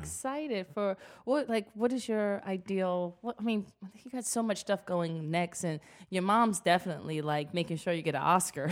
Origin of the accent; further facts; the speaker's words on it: New York City, New York, United States; I'm from the Bronx, I'm hood